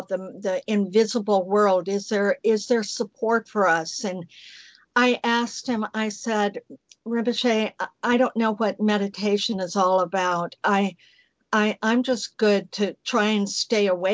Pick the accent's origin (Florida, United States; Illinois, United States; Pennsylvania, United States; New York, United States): Illinois, United States; outside of Chicago; moved away as an adult; also born or lived in Alabama; I lived in the cold winter outside of Chicago